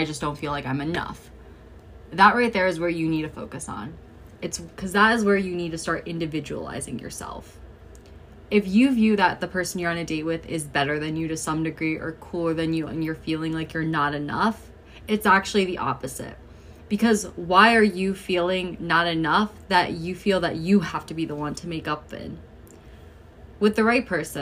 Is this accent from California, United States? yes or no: no; Chicago, Illinois, United States; now in Los Angeles, United States; now I live across the country. I live in LA. I'm originally from Chicago.